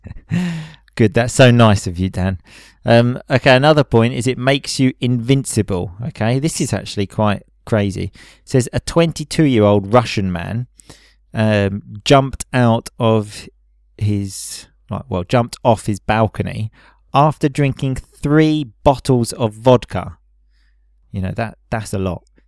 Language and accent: English; England, United Kingdom; moved away as an adult; now in Italy; being English